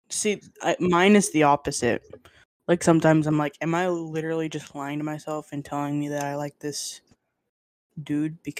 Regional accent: Lebanon; born there; You're born in Lebanon. Yep, I was born in Lebanon.

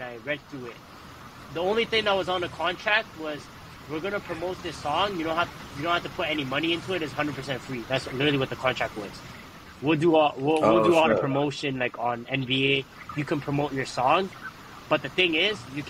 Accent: Toronto, Ontario, Canada; me growing up in Toronto

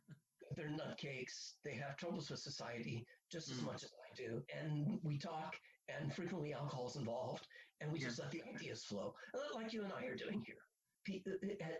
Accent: Midwest, United States; moved away; I grew up in Midwestern, white, Christian boredom and forced to be Christian

